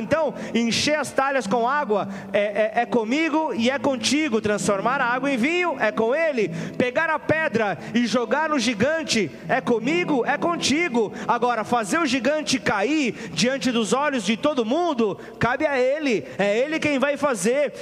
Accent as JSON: {"language": "Portuguese", "country": "Brazil"}